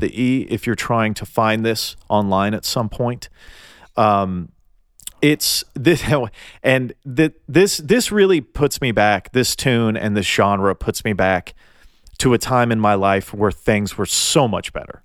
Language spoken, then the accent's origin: English; Tennessee, United States; I'm from Tennessee and we mispronounce everything